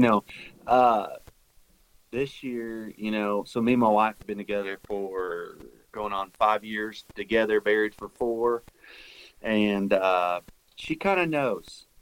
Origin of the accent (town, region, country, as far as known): Oklahoma, United States; born or raised there